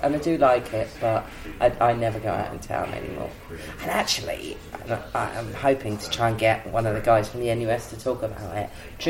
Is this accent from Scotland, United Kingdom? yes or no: no; Newport Pagnell, South East England, United Kingdom; now in Cambridge, United Kingdom; I'm originally from Newport Pagnell, which you probably will know is the first motor service station built in the country.